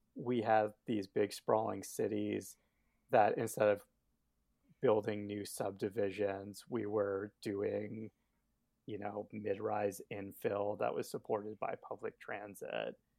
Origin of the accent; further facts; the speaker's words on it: Albuquerque, New Mexico, United States; also born or lived in Northeast United States; now in Northeast, United States; I grew up in Albuquerque and have been living in the Northeast for the past, I don't know, ten years